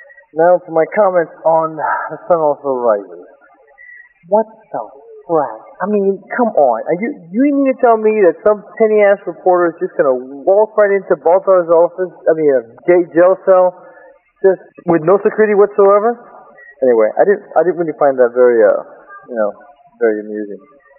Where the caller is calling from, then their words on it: Houston, Texas, United States; I'm calling from Houston.